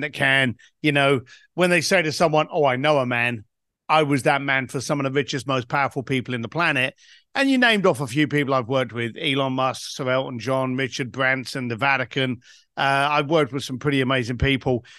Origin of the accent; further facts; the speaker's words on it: London, United Kingdom; I was a bricklayer from East London